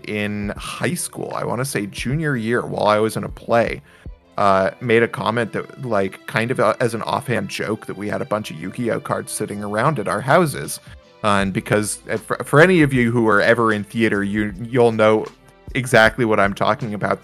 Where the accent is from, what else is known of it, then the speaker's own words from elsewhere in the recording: Washington, United States; in my hometown in Washington